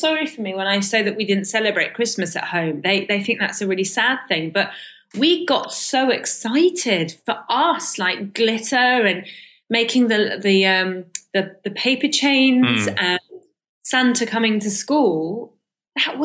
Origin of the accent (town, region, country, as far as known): London, United Kingdom; born or raised there; accent: received pronunciation; first language Farsi; English is a second language; also born or lived in Iran